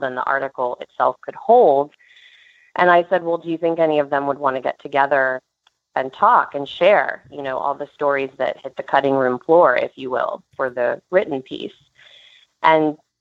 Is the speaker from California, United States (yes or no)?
no; Texas, United States; now in New York City, United States; I grew up eventing in Texas